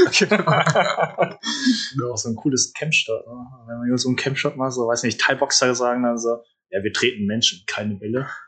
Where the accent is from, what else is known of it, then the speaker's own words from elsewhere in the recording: Haan, North Rhine-Westphalia, Germany; ich komme ja aus Hahn, so eine Kleinstadt neben Düsseldorf